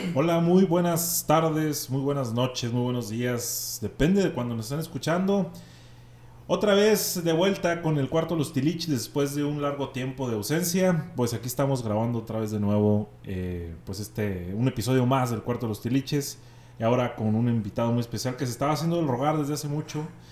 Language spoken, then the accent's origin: Spanish; Monterrey, Nuevo León, Mexico; now in Ojinaga, Mexico; yo soy de Monterrey